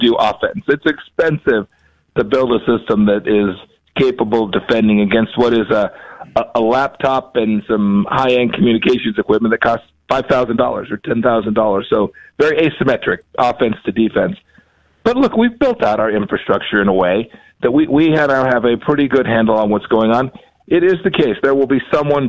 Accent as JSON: {"language": "English", "region": "Kansas", "country": "United States", "said": "I'm from Kansas. I'm from the Midwest"}